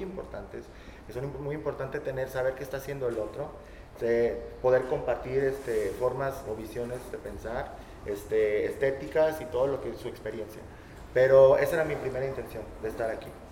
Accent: Zamora, Michoacán, Mexico; moved away as an adult; now in Colima, Mexico; soy de Michoacán, soy zamorano.

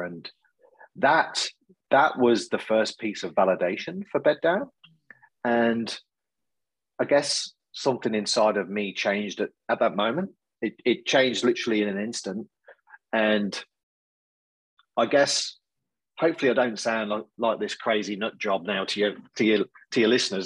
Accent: Coventry, West Midlands, United Kingdom; now in Australia; you'll probably gather from my accent, not a local boy to Australia. So originally from the UK, a place called Coventry in central England

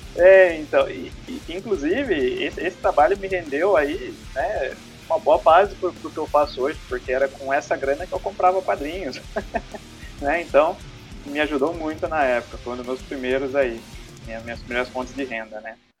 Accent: Boituva, São Paulo, Brazil; eu sou daqui de Boituva, né? Cidade do interior aqui de São Paulo.

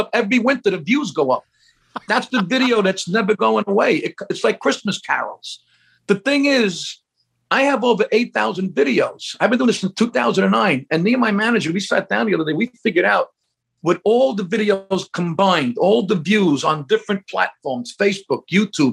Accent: New York City, New York, United States; I grew up in Brooklyn, New York.

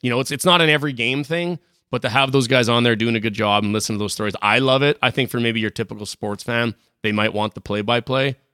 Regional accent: Saskatchewan, Canada; I'm from Saskatchewan

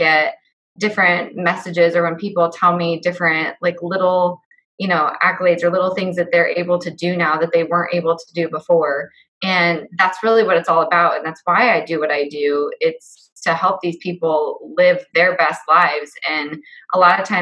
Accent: West Liberty, Iowa, United States; I grew up in a small town. I grew up in West Liberty, Iowa.

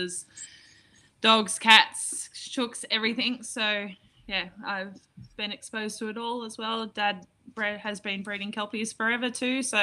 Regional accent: Merriwa, New South Wales, Australia; also born or lived in Warren; now in Singleton, Australia; I was born in Warren, but my family moved to Merriwar when I was around three. So Merriwar is home basically for my whole life.

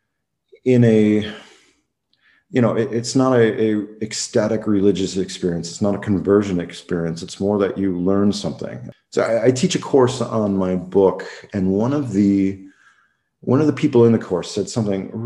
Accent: United States; moved away as an adult; now in Luxembourg; I was born in the United States

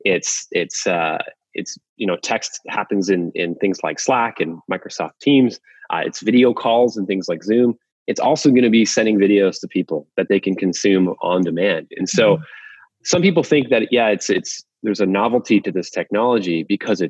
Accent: Waterloo, Ontario, Canada; BlackBerry was invented in my hometown and where our HQ is

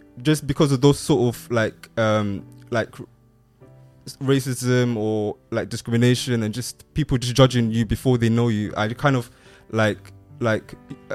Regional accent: Kenya; I'm from Kenya.

